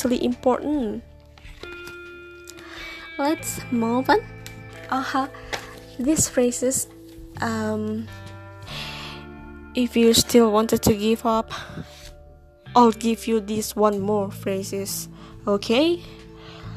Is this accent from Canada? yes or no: no; Indonesia; first language Indonesian; English is a second language; I'm Indonesian and Indonesia is my native language